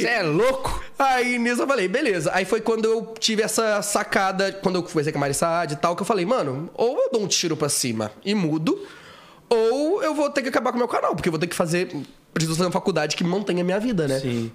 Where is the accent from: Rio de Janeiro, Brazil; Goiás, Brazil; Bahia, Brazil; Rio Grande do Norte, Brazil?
Rio de Janeiro, Brazil; Itaperuna; moved away as an adult; also born or lived in Minas Gerais; now in São Paulo, Brazil; eu nasci em Minas Gerais, mas assim, nem morei lá direito. Eu fui pro Rio, pro interior do Rio, Itaperuna, que é a minha cidade. E aí, lá em Itaperuna, eu cresci